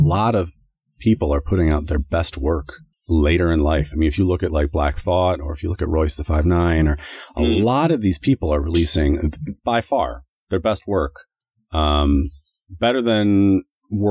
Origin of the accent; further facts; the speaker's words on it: United States; now in Canada; Well, I'm American. I live in Canada, but I'm American.